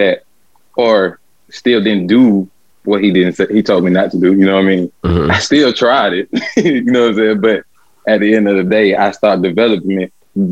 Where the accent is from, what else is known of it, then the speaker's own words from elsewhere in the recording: Atlanta, Georgia, United States; I grew up on the west side of Atlanta